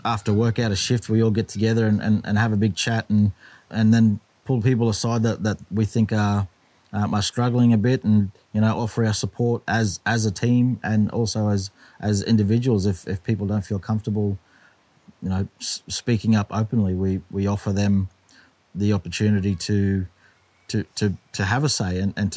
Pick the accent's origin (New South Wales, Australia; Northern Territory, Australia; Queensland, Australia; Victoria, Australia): Queensland, Australia; Cairns; moved away as an adult; now in Townsville, Australia; I was born and raised in this particular spot we're in now